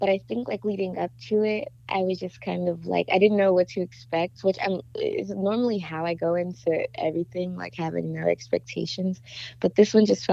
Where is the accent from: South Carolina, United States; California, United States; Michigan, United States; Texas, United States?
California, United States; Inglewood; I'm from Inglewood, California, and I am a singer